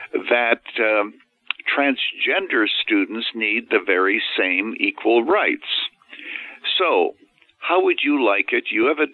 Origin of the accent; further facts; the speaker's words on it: Canada; now in United States; I was actually born and raised in Canada, so I'm a naturalized American.